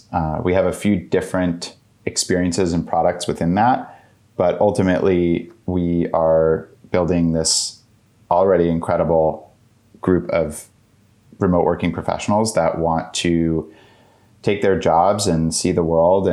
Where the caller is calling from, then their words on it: Washington, District of Columbia, United States; I'm joining from Washington, D.C.